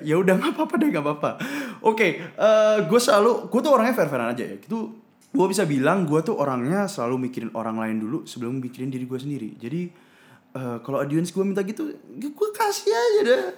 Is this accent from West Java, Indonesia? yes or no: no; Surabaya, East Java, Indonesia; moved away as an adult; also born or lived in Bay Area, United States; di daerah gue gitu, mungkin di Surabaya